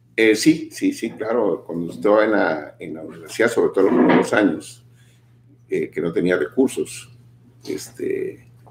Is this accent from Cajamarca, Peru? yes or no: no; Lima, Peru; moved away; participaba en varios programas en mi país, en Lima, en los programas juveniles de ese tiempo.